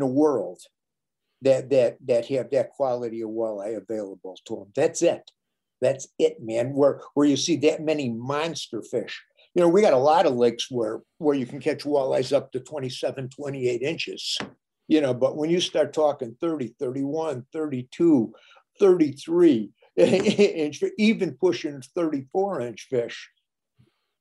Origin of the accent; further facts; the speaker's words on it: Minnesota, United States; My home state of Minnesota